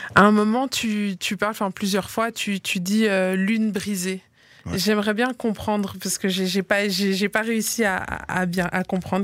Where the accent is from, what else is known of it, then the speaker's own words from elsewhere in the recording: Liège, Wallonia, Belgium; now in Brussels, Belgium; moi j'ai grandi à Liège et quand j'ai quand je suis venue m'installer ici à Bruxelles